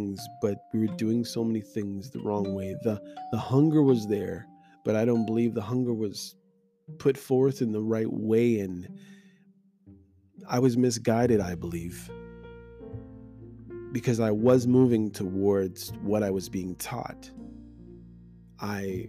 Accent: Canada; my experience as a Black person growing up in Canada and going to church

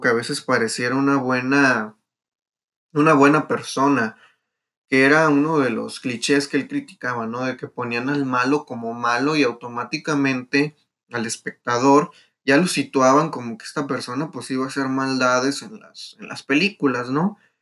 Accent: Mexico; es un orgullo de nosotros como mexicanos

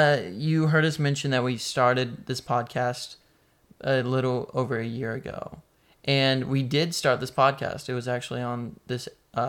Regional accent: North Carolina, United States; accent: southern; we're from North Carolina. As East Coast as East Coast can get, probably.

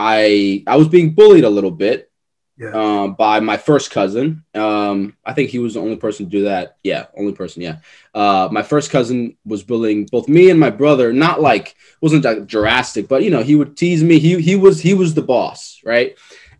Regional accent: New York City, New York, United States; I'm from Forest Hills, New York, that Regal Park. That's where I'm originally from

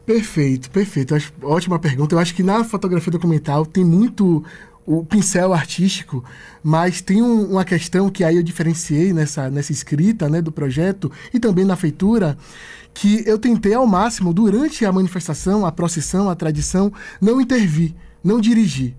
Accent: Salvador, Bahia, Brazil; sou né, do, do Bonfim, Boa Viagem, sou ali da, das áreas, CBX

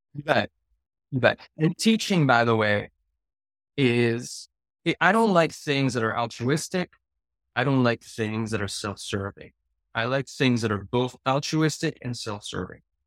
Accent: Paris, Île-de-France, France; moved away; I grew up in Paris

